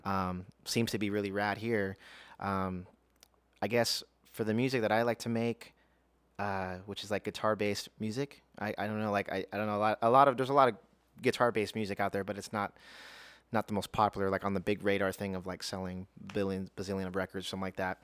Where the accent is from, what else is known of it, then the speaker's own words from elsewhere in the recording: Las Vegas, Nevada, United States; also born or lived in Houston, Texas; I was born, uh, in Houston, Texas, but raised in Las Vegas.